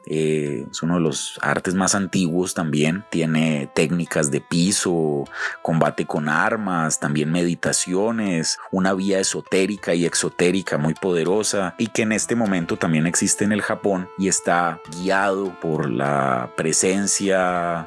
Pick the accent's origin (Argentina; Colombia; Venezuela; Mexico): Colombia; moved away as an adult; cuando yo ya con más de 20 años me fui a vivir fuera de Colombia